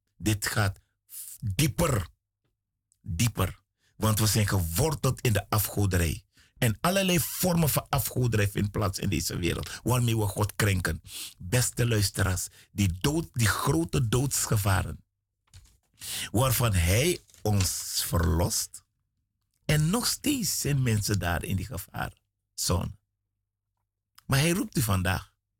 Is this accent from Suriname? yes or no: yes; Suriname; ik kom uit Suriname